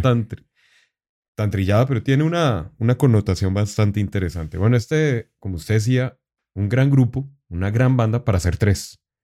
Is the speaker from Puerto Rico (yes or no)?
no; Colombia; estaba fuera de Colombia en ese momento